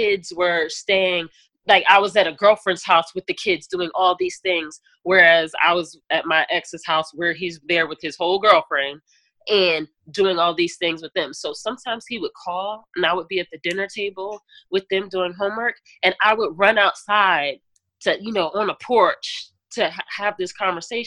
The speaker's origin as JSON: {"language": "English", "region": "New Jersey", "country": "United States", "said": "I'm from Jersey"}